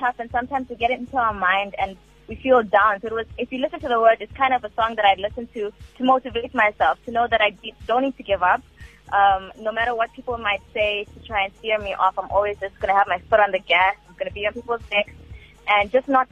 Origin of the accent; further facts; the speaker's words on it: Durban, KwaZulu-Natal, South Africa; I'm from Malvern